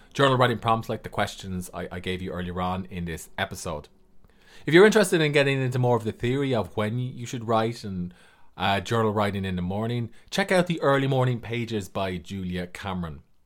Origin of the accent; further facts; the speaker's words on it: Ireland; I'm an author from Ireland